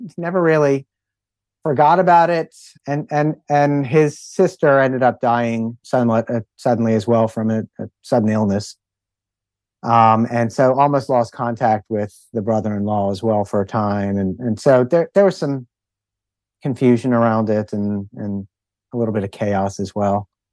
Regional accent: Philadelphia, Pennsylvania, United States; We grew up in Philadelphia as well

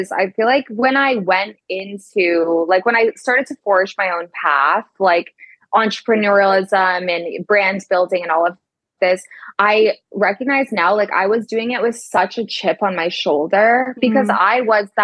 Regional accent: Vermont, United States; moved away as an adult; now in United Kingdom; I grew up in Vermont on the East Coast of America. I now live in the United Kingdom in the English countryside.

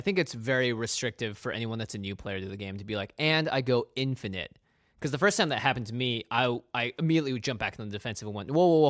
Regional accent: Pacific Northwest, United States; We grew up in the Pacific Northwest.

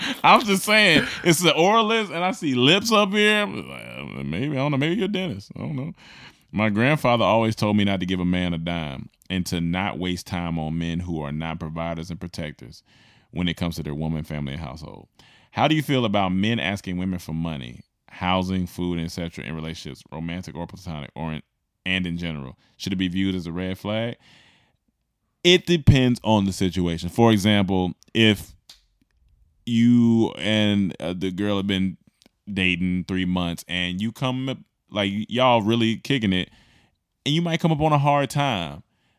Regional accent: Seattle, Washington, United States; I am from Seattle when he was talking about the umbrella, born and raised.

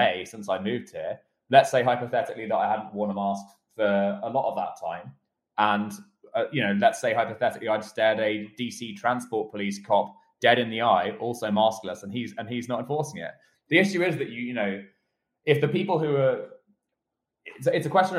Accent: United Kingdom; moved away; my home country of the United Kingdom

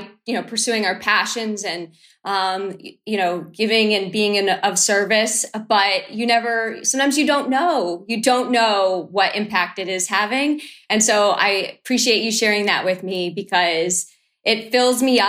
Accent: Boston, Massachusetts, United States; I'm from Boston

